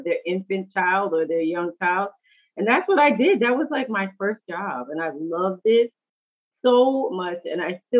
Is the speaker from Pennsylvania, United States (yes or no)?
no; New York City, New York, United States; moved away; also born or lived in California; I'm born and raised in New York City